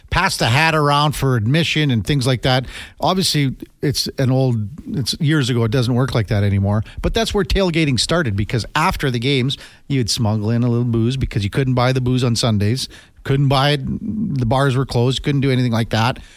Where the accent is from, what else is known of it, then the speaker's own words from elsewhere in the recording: Canada; Told them I was from Canada, welcomed everywhere from the fog.